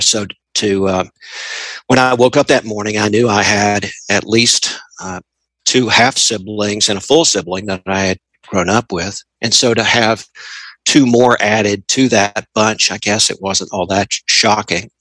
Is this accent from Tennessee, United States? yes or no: yes; Tennessee, United States; I am 59 years old and I am from Tennessee